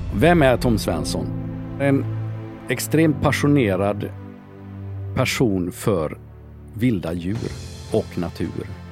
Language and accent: Swedish; Sweden; also born or lived in Denmark; Jag är född i Danmark. De första åren är jag uppväxt i Danmark. Flyttade till Sverige, gått i skola i Sverige